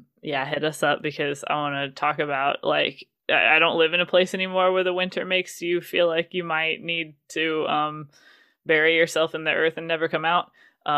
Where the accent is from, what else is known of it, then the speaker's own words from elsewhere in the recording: Indiana, United States; but I'm from Indiana and that looks so it's just so Midwest.